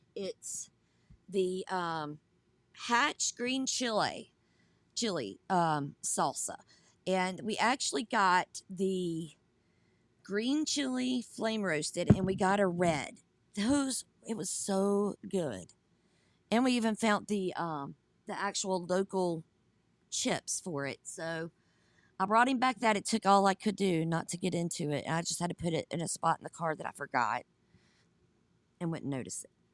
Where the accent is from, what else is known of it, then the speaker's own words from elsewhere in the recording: Georgia, United States; now in South Carolina, United States; I grew up in Georgia, we have I seventy-five